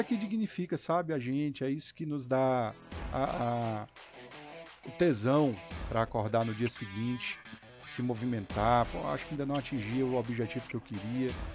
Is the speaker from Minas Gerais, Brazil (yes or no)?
no; Maciço de Baturité region, Ceará, Brazil; Somos um lugar pequeno, população pequena, região pobre